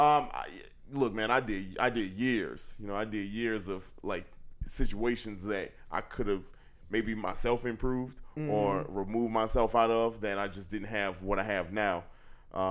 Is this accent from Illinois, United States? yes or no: yes; Chicago, Illinois, United States; I'm from the South Side of Chicago, so I didn't have a lot growing up